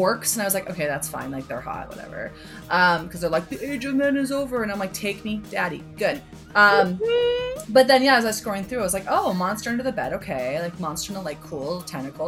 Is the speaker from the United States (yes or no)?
no; Canada; as a Canadian, my interactions with that sort of accent usually comes from like Nazi propaganda movies